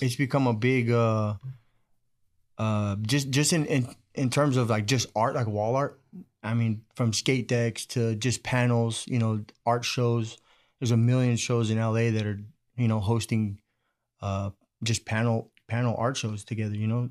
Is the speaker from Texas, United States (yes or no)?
no; Bakersfield, California, United States; I was able to just stay, go to East High